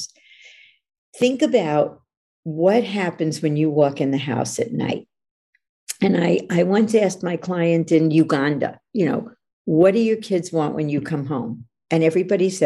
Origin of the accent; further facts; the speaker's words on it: New York, United States; now in California, United States; I'm from New York, even though I live in California